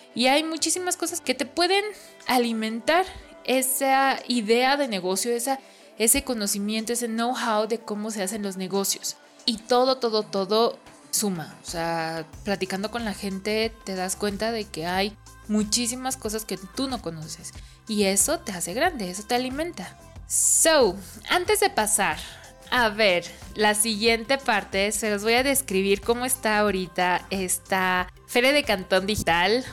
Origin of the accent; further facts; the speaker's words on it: Mexico; yo estoy, vengo de México